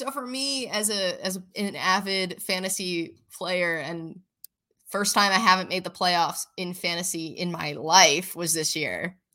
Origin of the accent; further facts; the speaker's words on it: Buffalo, New York, United States; And like, yeah, I came from Buffalo, who has Josh